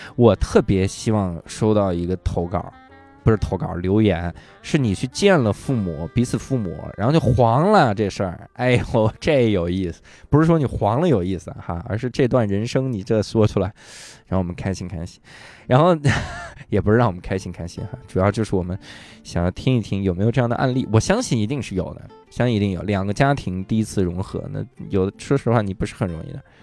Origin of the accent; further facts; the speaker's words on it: Wuhai, Inner Mongolia, China; moved away; 我小时候在内蒙出生，我在乌海出生，因为乌海呢有一个，有一条路叫沟北路，我们那个地方有个东西叫梁家沟儿